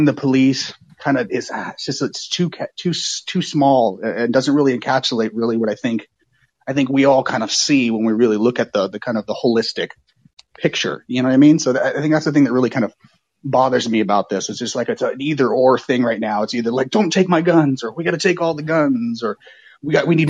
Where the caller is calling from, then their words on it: Oakland, California, United States; I'm calling from Oakland, California